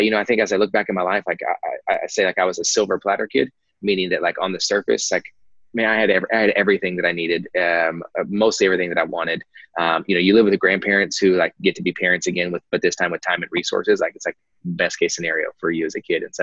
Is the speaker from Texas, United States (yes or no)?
yes; Dallas, Texas, United States; also born or lived in Kansas; So, um, so I was born in Kansas, uh, but I only lived in Kansas for like uh, a week, so I don't really claim Kansas. Came back to the Dallas Fort Worth area, um, North Dallas areas